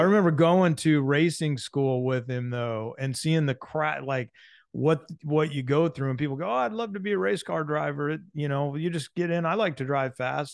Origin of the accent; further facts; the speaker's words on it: San Diego, California, United States; I'm a Southern California boy, so I'm from San Diego